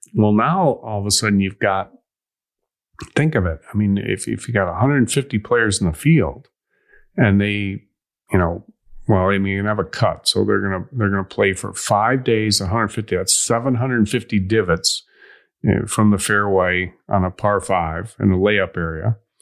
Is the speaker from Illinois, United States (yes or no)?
yes; Illinois, United States; I'm from Illinois